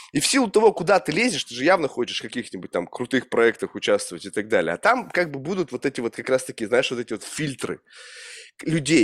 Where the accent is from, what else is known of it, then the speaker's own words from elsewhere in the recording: Russia; moved away as an adult; из России